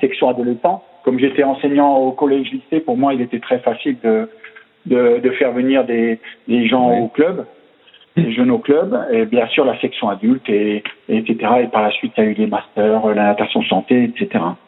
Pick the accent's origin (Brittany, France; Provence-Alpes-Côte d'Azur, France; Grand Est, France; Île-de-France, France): Grand Est, France; Alsace; accent: Alsatian; c'était un petit club en Alsace bah, mhm. On l'entendra dans mon accent